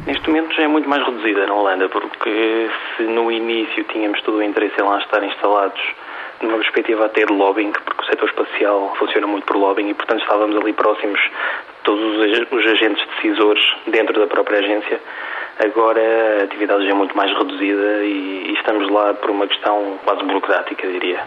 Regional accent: Portugal; also born or lived in Netherlands; os dois sócios, eu e o meu colega Bruno, somos portugueses

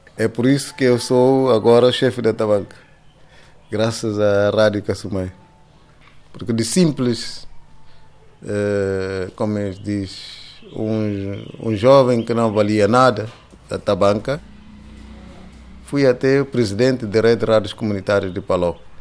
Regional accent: São Domingos, Cacheu, Guinea-Bissau; Eu nasci aqui em São Domingos, no dia 30 de outubro de 1957

